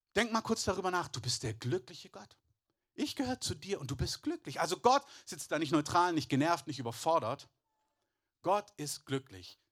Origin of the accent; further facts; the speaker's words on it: Southern Germany, Germany; ich bin in, in Süddeutschland groß geworden, meine halbe Verwandtschaft kommt aber aus dem Elsass